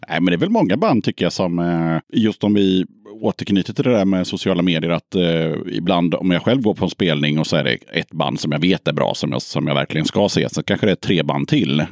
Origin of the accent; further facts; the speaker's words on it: Småland, Sweden; jag är från Småland